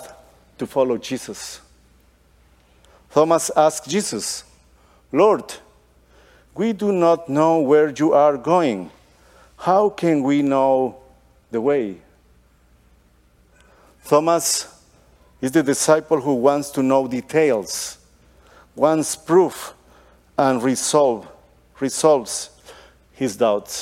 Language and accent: English; Guatemala; also born or lived in Costa Rica; now in Texas, United States; I was born in Guatemala